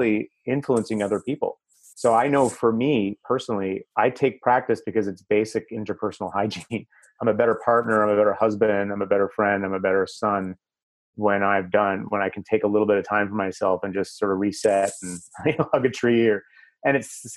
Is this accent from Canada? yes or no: yes; Canada; I'm Canadian